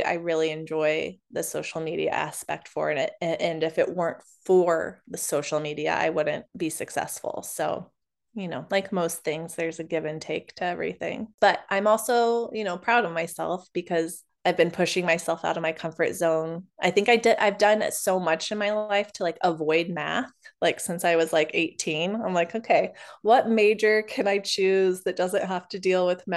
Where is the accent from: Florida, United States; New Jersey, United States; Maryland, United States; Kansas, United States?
Kansas, United States; Overland Park; I was born in Overland Park and I've lived in Kansas City most of my life